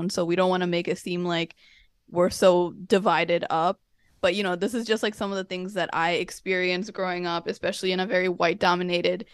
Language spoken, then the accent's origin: English; United States; we grew up in America